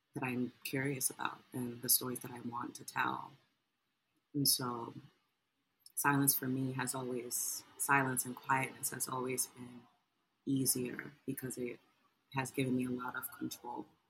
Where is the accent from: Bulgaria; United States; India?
United States; New York City, New York; I am a writer from Harlem, New York City.